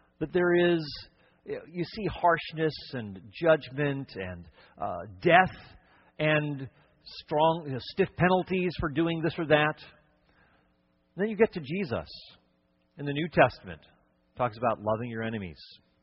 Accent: Cleveland, Ohio, United States; moved away; also born or lived in Connecticut / upstate New York / Wisconsin / Chicago; I was born in the Midwest, born in Cleveland, Ohio

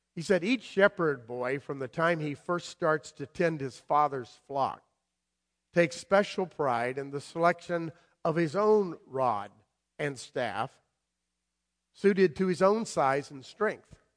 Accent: South Florida, United States; moved away; also born or lived in Madison, Connecticut / Guilford, Connecticut; I grew up in South Florida, down there where all the storms are coming

